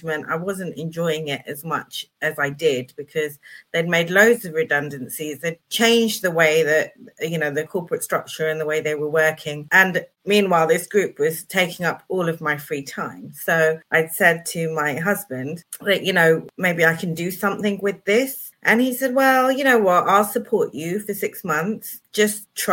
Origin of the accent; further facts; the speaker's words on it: United Kingdom; I was born in 72. So I'm British born and bred.